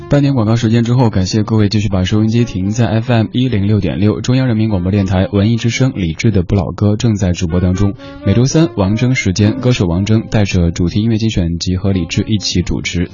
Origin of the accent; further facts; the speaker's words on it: Chengdu, Sichuan, China; now in Beijing, China; 我的家乡成都